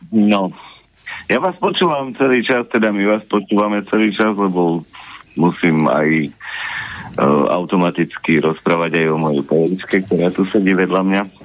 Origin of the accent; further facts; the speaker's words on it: Trebišov, Košice Region, Slovakia; som tiež východňar, pozdravujem kolegu z východu, ja som z Trebišova